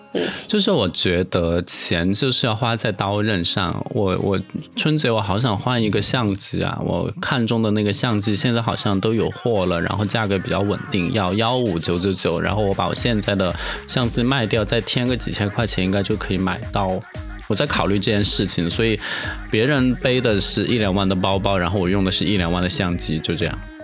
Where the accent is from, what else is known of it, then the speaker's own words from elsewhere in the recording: Dujiangyan, Sichuan, China; also born or lived in Chongqing; 我小时候在杜江堰